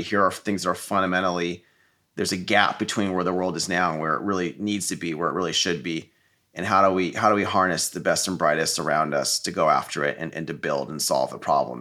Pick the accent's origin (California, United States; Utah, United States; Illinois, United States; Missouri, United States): California, United States; Silicon Valley; I grew up in Silicon Valley